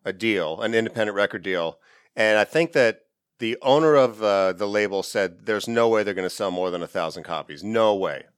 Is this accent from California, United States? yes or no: yes; Ridgecrest, California, United States; I grew up in a small town in the high desert of California called Ridgecrest